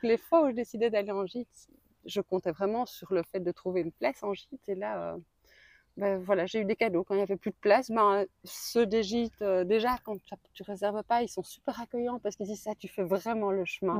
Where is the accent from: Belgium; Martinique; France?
Belgium; de Belgique. De Belgique